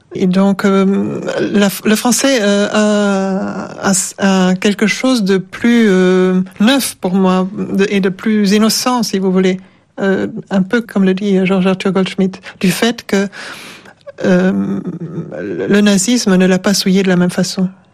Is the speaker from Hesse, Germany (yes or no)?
yes; Offenbach am Main, Hesse, Germany; accent: German; first language German; French is a second language; moved away as an adult; now in France; je suis profondément marquée par mon enfance en Allemagne